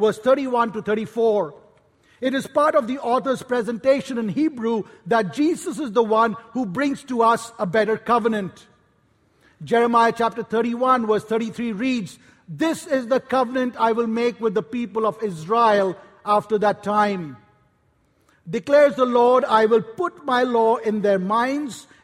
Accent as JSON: {"language": "English", "town": "Kolkata", "region": "West Bengal", "country": "India", "tie": "born or raised there", "said": "I grew up in Calcutta, India"}